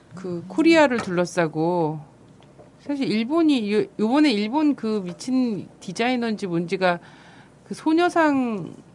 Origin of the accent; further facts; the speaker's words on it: Chungcheong, South Korea; 충, 충청도 출신으로서